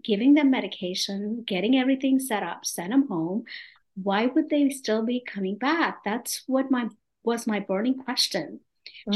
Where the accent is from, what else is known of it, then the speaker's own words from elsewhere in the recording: India; moved away as an adult; also born or lived in New York, United States / North Carolina, United States; now in Atlanta, United States; I am originally from India, born and brought up in a typical Indian family. I came to this country over 35 years ago